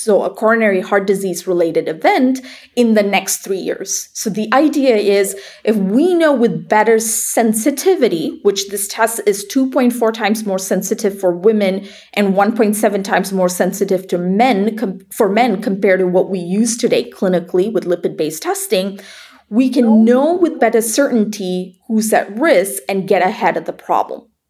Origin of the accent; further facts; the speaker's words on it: Malaysia; moved away as an adult; also born or lived in Iowa, United States; I grew up in Malaysia, and when I moved to uh, Iowa to go to the University of Iowa